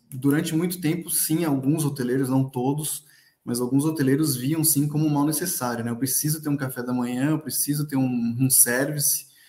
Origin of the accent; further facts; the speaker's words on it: São Paulo, Brazil; eu sou de São Paulo